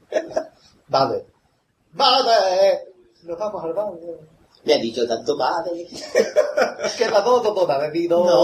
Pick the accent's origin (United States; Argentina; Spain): United States; Cincinnati, Ohio; Que no es que yo sea de paterna, y yo soy de Cincinnati.